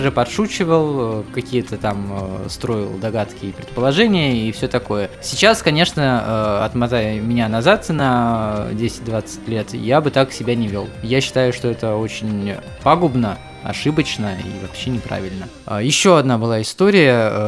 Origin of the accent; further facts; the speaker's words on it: Volgorechensk, Kostroma Oblast, Russia; Я из Волгореченска, там э, родился, учился и рос.